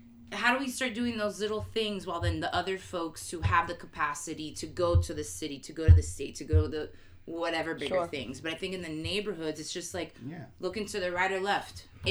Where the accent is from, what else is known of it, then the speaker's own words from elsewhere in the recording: Miami, Florida, United States; moved away as an adult; now in Baltimore, United States; born and raised in Miami